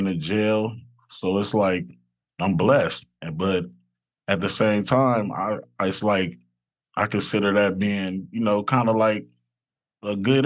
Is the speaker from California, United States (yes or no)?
yes; Los Angeles, California, United States; I grew up in South Central LA, right off of Imperial and Figueroa.